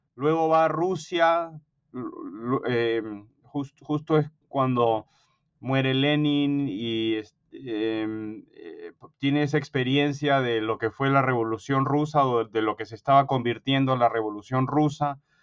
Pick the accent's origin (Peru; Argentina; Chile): Peru; moved away as an adult; now in United States; yo me crié en el Perú de padre peruano y madre norteamericana